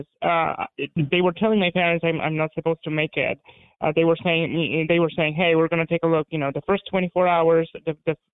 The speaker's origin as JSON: {"language": "English", "town": "Warsaw", "region": "Masovian Voivodeship", "country": "Poland", "tie": "born or raised there", "also_born_or_lived": "Hungary", "first_language": "Polish", "second_language": "English", "moved": "yes", "lives_now": "United States", "said": "I was born in Warsaw, Poland. And I grew up in the 80s, right in the middle of communism."}